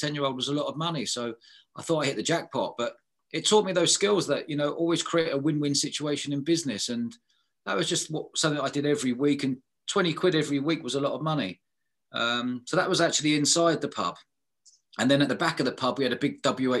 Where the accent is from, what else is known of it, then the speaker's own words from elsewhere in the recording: London, United Kingdom; I grew up in London, living above pubs all my life as a kid.